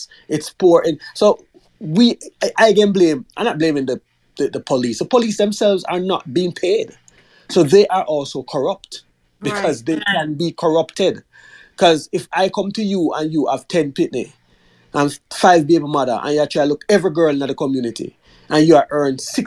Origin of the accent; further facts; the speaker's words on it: Jamaica; moved away; I'm a Jamaican, I've lived in Jamaica